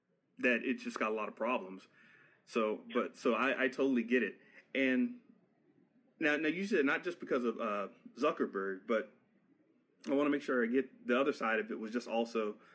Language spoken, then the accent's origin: English; Florida, United States; I was raised in Florida